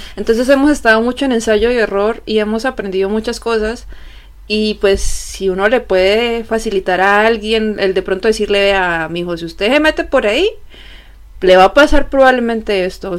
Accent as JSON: {"language": "Spanish", "country": "Colombia", "moved": "as an adult", "lives_now": "Germany", "said": "soy de Colombia"}